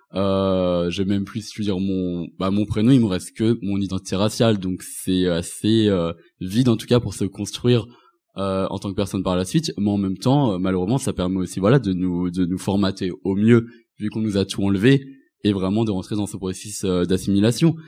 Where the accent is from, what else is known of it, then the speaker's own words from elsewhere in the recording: Rennes, Brittany, France; je suis rentré aussi à la maison chez moi à Rennes